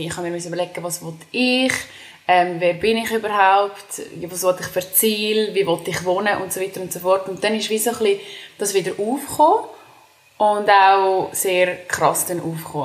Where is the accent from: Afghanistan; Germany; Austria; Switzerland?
Switzerland; Dallenwil, Nidwalden; moved away; ich bin ursprünglich aus Nidwalden. Das ist, ähm, in, also ich bin in Dallewil geboren. Es ist ein kleines Dörfchen in Nidwalden